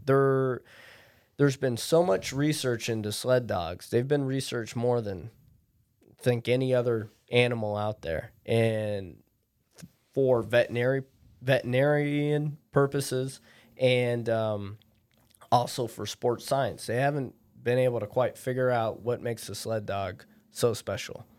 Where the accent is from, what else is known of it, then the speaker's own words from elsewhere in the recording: Anchorage, Alaska, United States; I'm born and raised in Anchorage